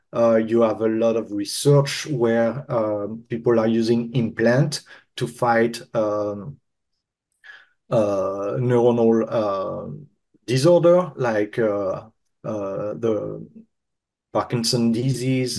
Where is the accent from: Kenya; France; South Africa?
France; I'm French